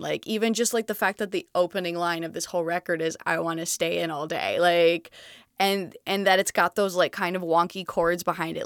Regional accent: Montreal, Quebec, Canada; moved away as an adult; I'm originally from Montreal, Canada, so I speak

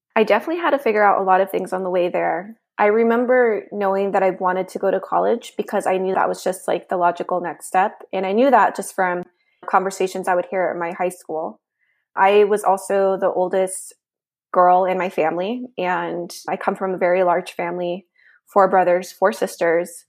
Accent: Nevada, United States; also born or lived in Mexico; now in Washington, D.C., United States; I was raised in the United States

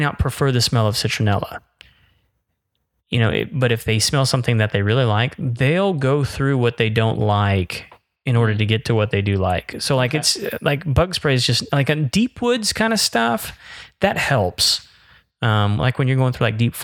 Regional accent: Florida, United States; moved away; growing up in Florida

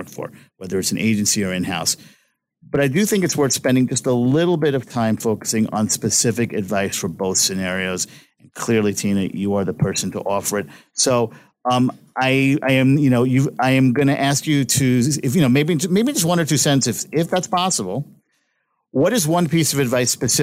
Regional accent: New York City, New York, United States; I'm from Brooklyn, New York

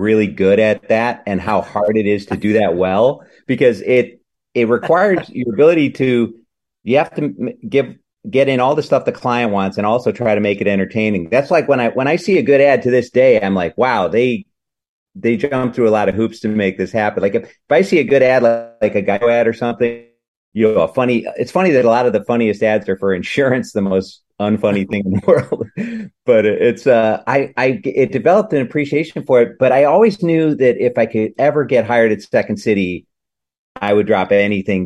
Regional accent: Madison, Wisconsin, United States; moved away as an adult; also born or lived in Chicago; a couple of years in Madison, which is my hometown

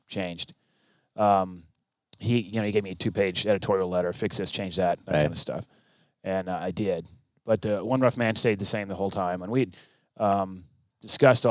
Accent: Texas, United States; also born or lived in Okinawa, Japan; I grew up on a farm in Texas

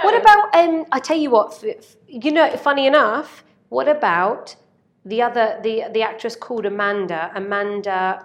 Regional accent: Basingstoke, South East England, United Kingdom; I'm from Basingstoke

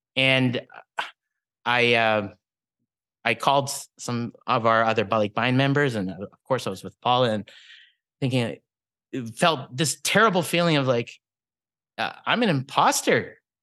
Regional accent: Regina, Saskatchewan, Canada; growing up in the eighties, nineties, early two thousands, you know, Philippine culture in Regina, Saskatchewan

